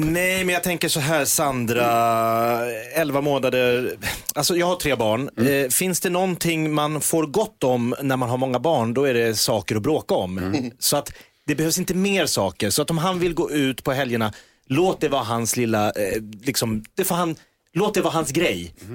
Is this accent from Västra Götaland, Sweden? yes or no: no; Järfälla, Stockholm County, Sweden; jag var ju då från Sångvägen i Jakobsberg där jag och Mikael Persbrandt växte upp ihop